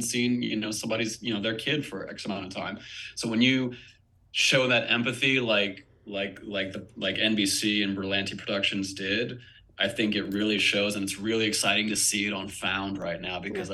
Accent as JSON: {"language": "English", "town": "Wilmington", "region": "North Carolina", "country": "United States", "moved": "yes", "said": "I'm from Wilmington, North Carolina originally"}